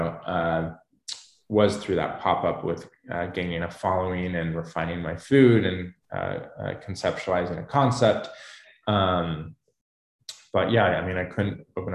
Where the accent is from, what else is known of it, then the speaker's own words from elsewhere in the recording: Boulder, Colorado, United States; moved away as an adult; also born or lived in New York City / Los Angeles; now in San Francisco, United States; growing up in Colorado just kind of made me such a kind of country boy